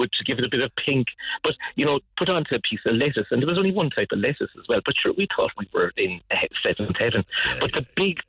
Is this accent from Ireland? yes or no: yes; Cork, Munster, Ireland; I grew up in Ballinlock in typical suburbia